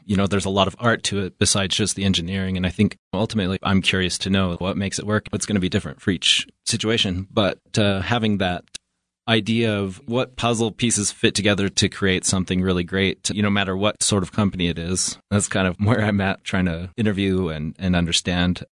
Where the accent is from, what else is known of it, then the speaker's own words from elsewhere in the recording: Evanston, Wyoming, United States; I'm originally from Evanston, Wyoming